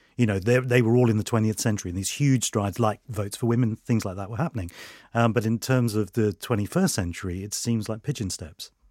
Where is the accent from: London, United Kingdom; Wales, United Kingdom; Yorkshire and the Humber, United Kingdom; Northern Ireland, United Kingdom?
London, United Kingdom; Freddie Mercury and his family moved into West London in the area that I, uh, uh, grew up in as well